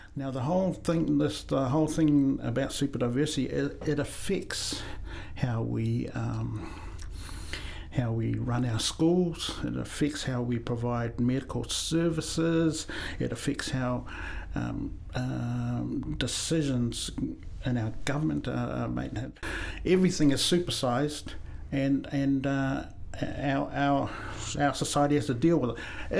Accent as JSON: {"language": "English", "country": "New Zealand", "tie": "born or raised there", "also_born_or_lived": "Samoa / Christchurch, New Zealand", "said": "I was born in Samoa, uh, came to New Zealand when I was seven, so all my formal education is here in New Zealand"}